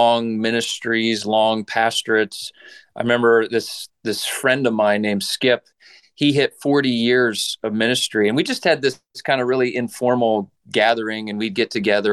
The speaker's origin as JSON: {"language": "English", "region": "Saskatchewan", "country": "Canada", "tie": "born or raised there", "said": "I grew up in Western Canada in the province of Saskatchewan"}